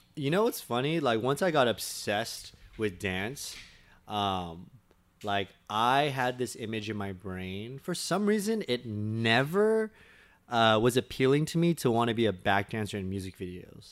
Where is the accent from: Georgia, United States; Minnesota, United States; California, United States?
California, United States; Torrance; Born and raised in Torrance, California